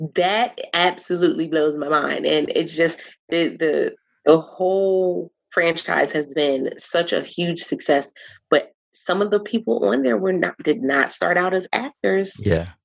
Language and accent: English; Philadelphia, Pennsylvania, United States; moved away as an adult; I was born and raised in Philadelphia